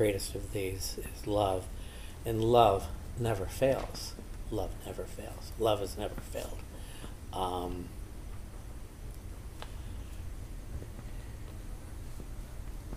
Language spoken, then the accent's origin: English; South Dakota, United States; now in West Hollywood, United States; when I was a little boy growing up in South Dakota, a town of 443 people